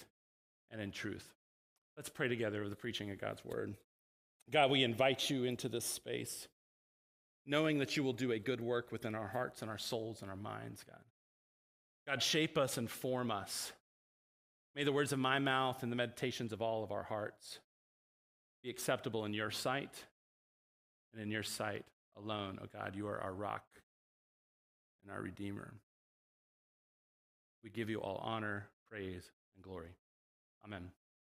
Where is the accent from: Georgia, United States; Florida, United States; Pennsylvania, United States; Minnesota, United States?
Florida, United States; DeLand; I grew up in Central Florida in DeLand